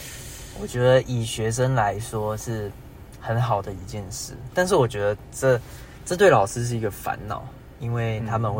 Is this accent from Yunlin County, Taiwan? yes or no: no; Keelung, Taiwan; 因为我念台北的学校，但其实我是基隆人